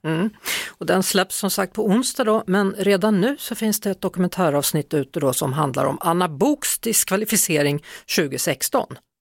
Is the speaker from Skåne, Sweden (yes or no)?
no; Västergötland, Västra Götaland, Sweden; moved away; för det är ju liksom mitt landskap, där jag kommer ifrån, det är Västergötland det handlar om